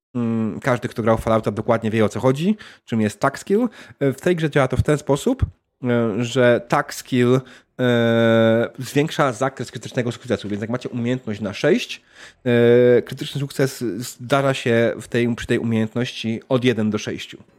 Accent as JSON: {"language": "Polish", "country": "Canada", "said": "tylko ja jestem z Kanady"}